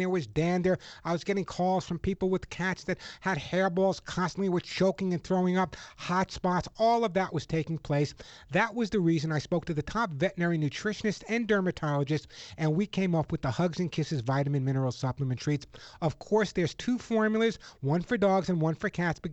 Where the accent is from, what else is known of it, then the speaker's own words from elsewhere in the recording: New York, United States; now in Los Angeles, United States; I grew up in New York in the Bronx